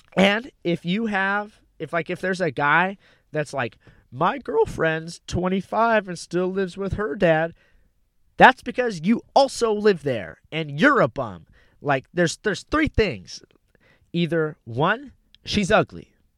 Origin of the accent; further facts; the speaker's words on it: Pasadena, California, United States; also born or lived in Fort Walton Beach, Florida / Walnut, California / Fountain Valley, California; until I was three years old. And when I was three years old, we moved to, uh, Pasadena